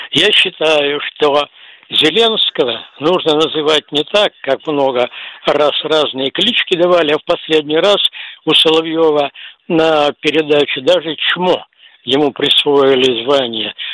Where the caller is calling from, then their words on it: Perm, Perm Krai, Russia; Пермь. Да, да. Здравствуйте, товарищи офицеры. Я из Перми.